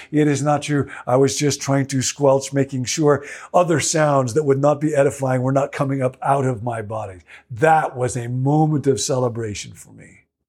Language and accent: English; Rockville, Illinois, United States; the Baptist church in which I grew up in Rockville, Illinois